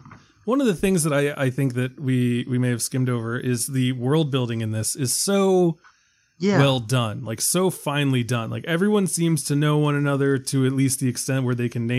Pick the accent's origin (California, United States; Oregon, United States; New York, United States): New York, United States; I was born in New York